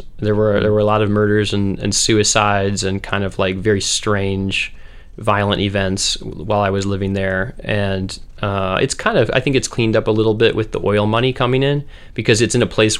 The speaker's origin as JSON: {"language": "English", "town": "Northfield", "region": "Minnesota", "country": "United States", "tie": "born or raised there", "also_born_or_lived": "Moorhead", "said": "I grew up in Minnesota, first in Northfield, which is a college town. It has St. Olaf and Carleton. My parents were pastors there. And then when I was 10, we moved up to Fargo-Moorhead"}